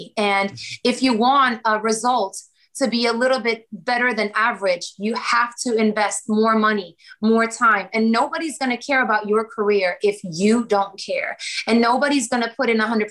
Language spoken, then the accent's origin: English; Sweden; also born or lived in Kosovo / Germany; now in Los Angeles, United States; I'm also Swedish, because like I grew up in Sweden. My childhood, it was all Sweden